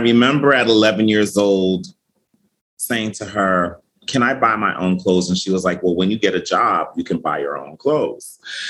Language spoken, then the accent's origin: English; Springfield, Massachusetts, United States; I was born and raised in Springfield, Massachusetts. Both of my parents are Jamaican. My dad is deceased, but my mom is still here. She just turned 81, actually.